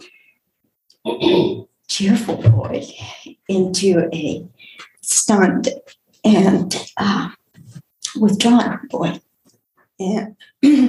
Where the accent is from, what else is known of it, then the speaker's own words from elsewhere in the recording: Recife, Pernambuco, Brazil; also born or lived in Olinda, Brazil; now in Houston, United States; I was born in Recife, in the state of Pernambuco, Brazil.